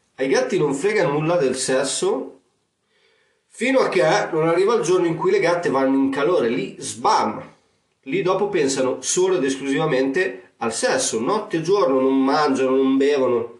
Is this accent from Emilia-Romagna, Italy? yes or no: yes; Emilia-Romagna, Italy; accent: romagnolo; il mio accento romagnolo